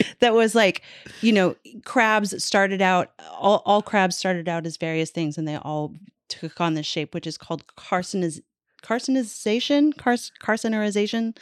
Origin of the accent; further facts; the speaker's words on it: Canada; I'm Canadian.